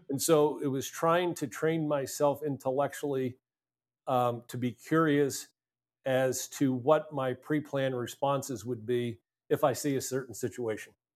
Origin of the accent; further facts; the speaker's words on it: Altoona, Pennsylvania, United States; I grew up in a small town in Pennsylvania, a place called Altoona